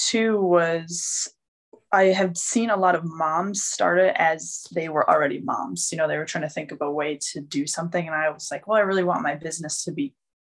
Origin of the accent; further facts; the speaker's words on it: Michigan, United States; moved away as an adult; also born or lived in South Dakota; I'm originally from Michigan. I went out to college in South Dakota